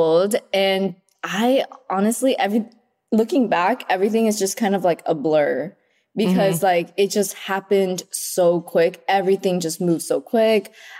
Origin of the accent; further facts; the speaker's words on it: Vietnam; moved away; Okay, so growing up in Vietnam, like that Vietnamese food was just like regular food.